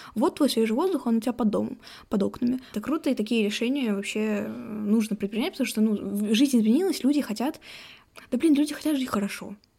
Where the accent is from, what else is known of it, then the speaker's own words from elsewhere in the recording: Ufa, Bashkortostan, Russia; мы из Уфы, где вообще там полтора миллиона человек почти живет